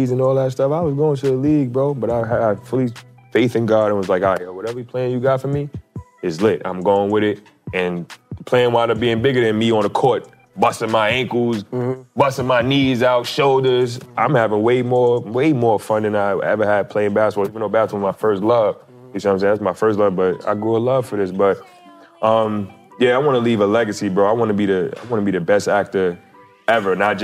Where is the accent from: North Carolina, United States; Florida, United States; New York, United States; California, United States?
New York, United States; New York City; I'm from Staten Island, New York